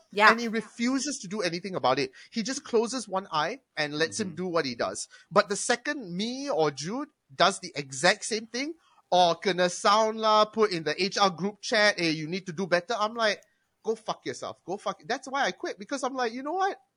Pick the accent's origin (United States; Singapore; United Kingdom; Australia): Singapore; I am from Singapore. Back in Singapore, I did this.